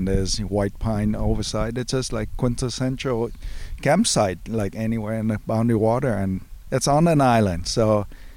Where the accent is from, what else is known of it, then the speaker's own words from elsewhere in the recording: St. Louis Park, Minnesota, United States; I'm from St. Louis Park, Minnesota